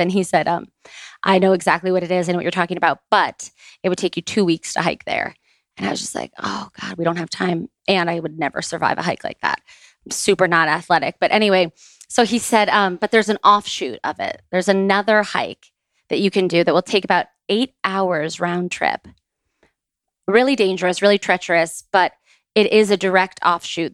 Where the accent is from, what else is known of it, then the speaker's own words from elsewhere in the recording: Boca Raton, Florida, United States; we grew up in Boca Raton